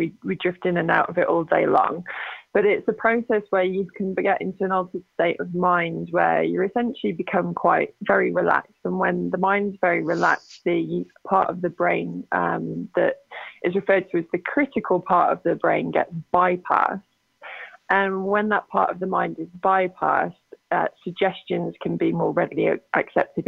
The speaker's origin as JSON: {"language": "English", "region": "England", "country": "United Kingdom", "accent": "British", "moved": "as an adult", "lives_now": "Calgary, Canada", "said": "I'm from England originally. I actually presently live in Calgary, Alberta, so I'm in Canada now"}